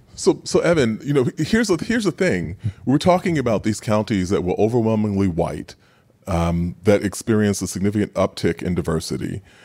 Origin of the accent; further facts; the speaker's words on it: New York City, New York, United States; growing up in Queens